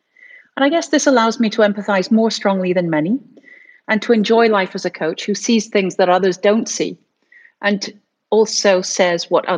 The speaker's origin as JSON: {"language": "English", "country": "United States", "tie": "born or raised there", "said": "I've spent my life from very, very young. I grew up in the States speaking three different languages."}